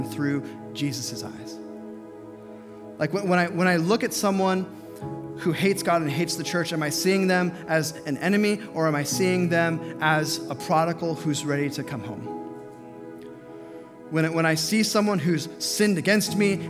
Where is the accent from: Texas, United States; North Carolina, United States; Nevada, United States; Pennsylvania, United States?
Nevada, United States; Las Vegas; moved away; I grew up in Las Vegas